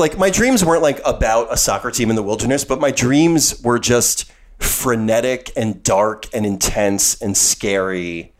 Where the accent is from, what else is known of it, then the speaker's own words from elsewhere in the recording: Monmouth County, New Jersey, United States; moved away; the people from my hometown.